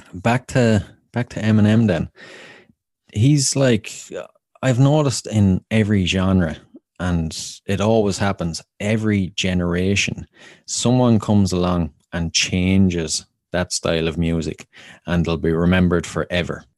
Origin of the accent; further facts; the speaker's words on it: Wexford, Leinster, Ireland; my hometown of Wexford